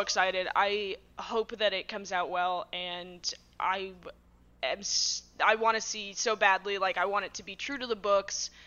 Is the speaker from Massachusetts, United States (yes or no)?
yes; Massachusetts, United States; I'm from Massachusetts